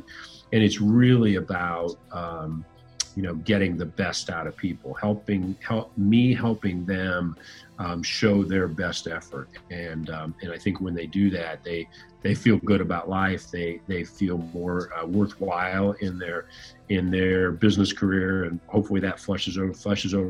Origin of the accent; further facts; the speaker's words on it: Fort Wayne, Indiana, United States; I grew up in Northern Indiana, a city called Fort Wayne